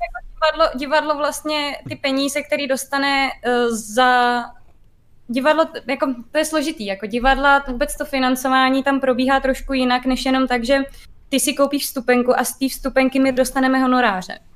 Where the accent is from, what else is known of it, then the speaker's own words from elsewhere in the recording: Liberec, Liberec Region, Czechia; moved away; já jsem původně z Liberce